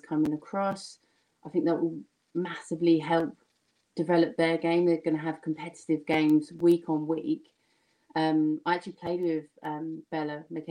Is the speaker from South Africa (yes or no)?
no; Kent, South East England, United Kingdom; accent: slightly Essex London; I grew up in Kent, played at Medway, same as Rachel, which is where this slightly Essex London comes from